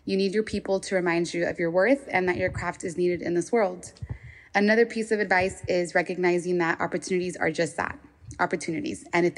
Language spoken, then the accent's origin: English; Los Angeles, California, United States; I'm a freelancer from and based in Southeast Los Angeles.